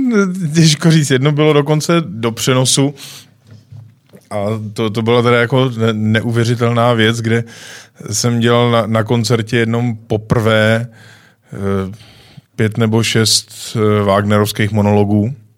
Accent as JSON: {"language": "Czech", "country": "Czechia", "said": "jsem Čech"}